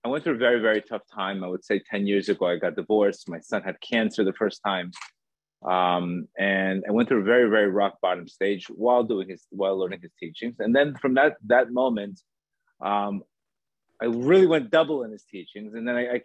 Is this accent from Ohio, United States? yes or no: no; Miami Beach, Florida, United States; also born or lived in Colombia; I was born in Colombia. I grew up in Miami Beach